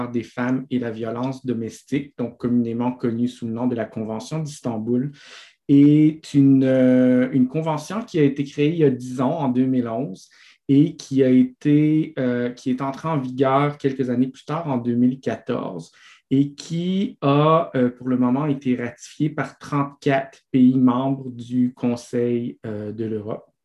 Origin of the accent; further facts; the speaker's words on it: Italy; accent: Italian; French is a second language; excusez moi mon accent italien